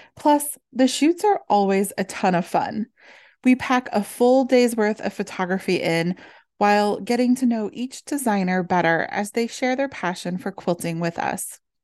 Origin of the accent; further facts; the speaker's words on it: Midwest, United States; Growing up in the Midwest